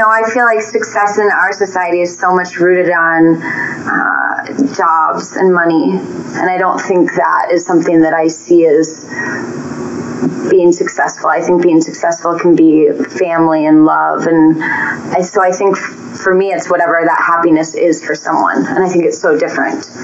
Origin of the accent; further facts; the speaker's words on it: Minnesota, United States; now in Denver, United States; I am from originally from Minnesota, but now living in Denver.